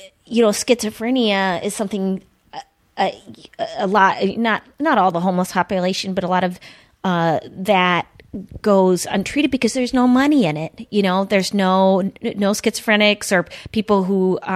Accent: Duluth, Minnesota, United States; my hometown, which Duluth is kind of progressive

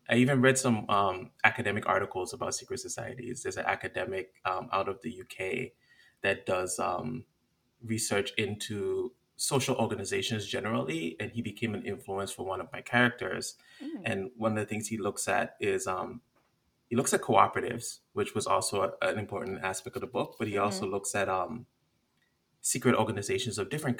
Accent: U.S. Virgin Islands; I've also gotten into like some of the monsters and creatures from my Caribbean background. Like I grew up in the Virgin Islands, and there's a bunch of monsters within our folklore that are really fascinating.

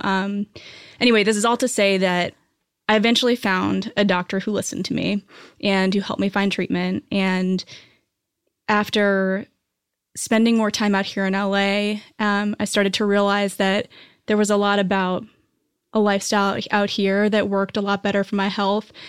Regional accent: New Hampshire, United States; moved away as an adult; also born or lived in New York; now in Los Angeles, United States; I grew up on the East Coast. Uh, I grew up in New Hampshire, and then I moved to New York after college

